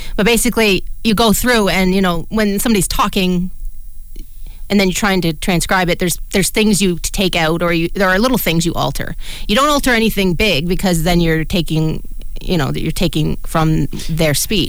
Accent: Canada; we are two blind Canadians.

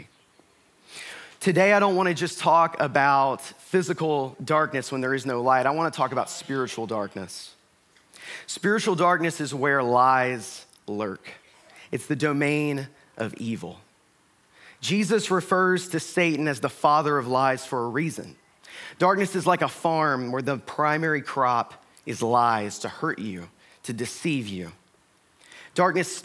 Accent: Northeast Georgia, United States; I grew up in Northeast Georgia

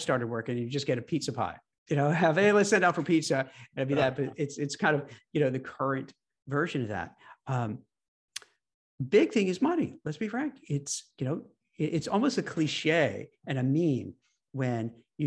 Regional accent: New York, United States; the New York cynic in me, because I grew up in New York

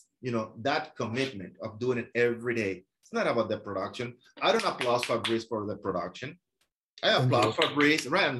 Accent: France; now in Miami, United States; I moved from France, and I have a huge community of French people and investors that purchase from me, listings from people in Miami.

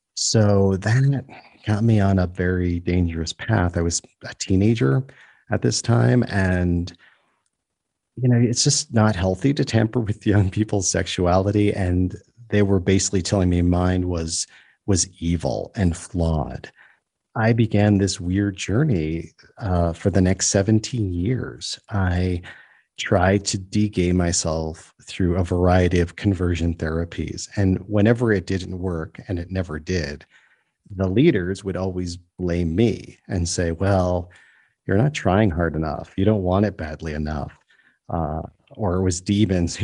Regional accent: New York, United States; now in South Africa; I grew up in New York State

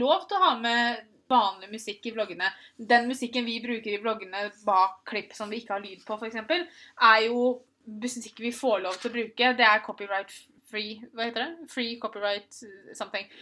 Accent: Moss, Østfold, Norway; also born or lived in Tønsberg; I Moss hadde jeg Pia, jeg hadde mamma og pappa, jeg hadde alle vennene mine

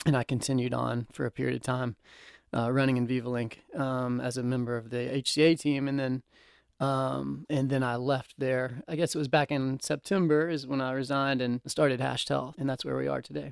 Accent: Nashville, Tennessee, United States; also born or lived in Chapel Hill; born and raised in Nashville

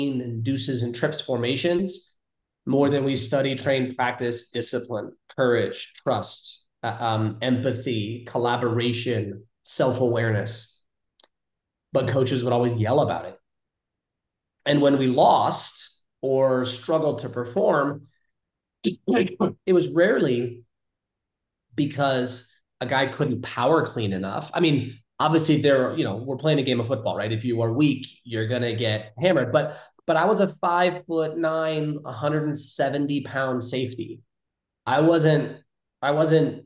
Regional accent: California, United States; moved away as an adult; also born or lived in Ohio; growing up in California

